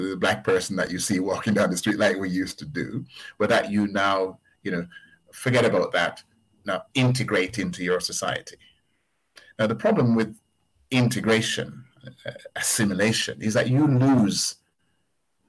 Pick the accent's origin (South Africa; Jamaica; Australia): Jamaica; also born or lived in Birmingham, United Kingdom; now in United Kingdom; I was born in Jamaica whilst Jamaica was still a colony of the United Kingdom.